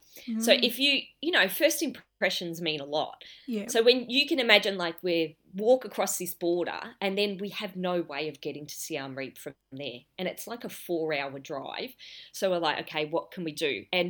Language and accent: English; Broadmeadows, Victoria, Australia; Well, something that not many people know is I grew up in Broadmeadows. And for those that are from Australia or from Melbourne particularly, you'll know that that's a pretty low socioeconomic area.